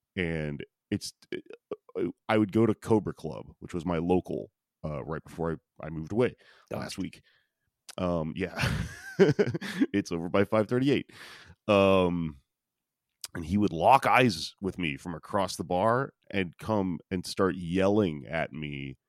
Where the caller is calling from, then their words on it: Austin, Texas, United States; I'm calling in from Texas, which is a very dumb place to be right now.